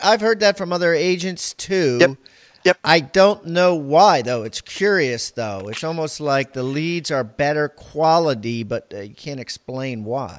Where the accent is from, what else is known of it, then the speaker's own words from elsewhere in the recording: Maryland, United States; I'm from Maryland